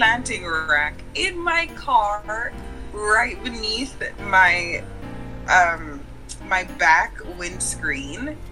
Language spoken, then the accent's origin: English; Jamaica; moved away as an adult; now in United States; I am originally Jamaican, born and raised. I've been living in the States for the last 10 years.